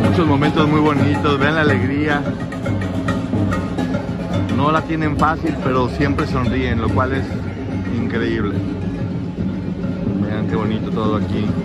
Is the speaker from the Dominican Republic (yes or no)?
no; Argentina; now in Cuba; Ahora, yo soy argentina, pero